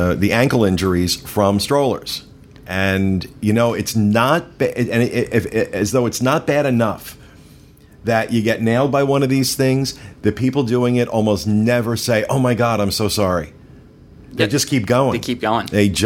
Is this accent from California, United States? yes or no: no; New Jersey, United States; I'm from New Jersey